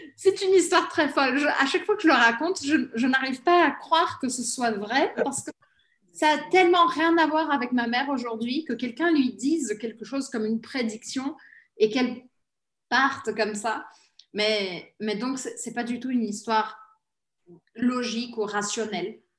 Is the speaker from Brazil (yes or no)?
yes; Brazil; je suis née au Brésil